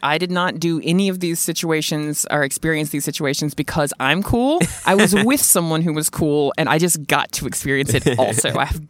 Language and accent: English; Mississippi, United States; accent: Southern; I always get comments whenever I do anything public about saying I'm from Mississippi, and everyone's like, you don't sound like you're from Mississippi. I just wanted to say that I used to have an extremely thick Southern accent.